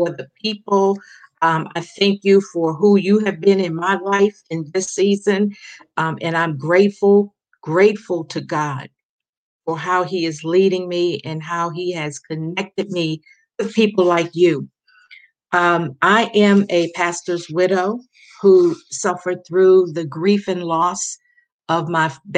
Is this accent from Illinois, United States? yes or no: no; Baltimore, Maryland, United States; also born or lived in Paterson, New Jersey; now in Las Vegas, United States; I was born in Baltimore, Maryland. And then I spent over 30 years in Paterson, New Jersey. And I am now in the sunny state of Las Vegas, Nevada.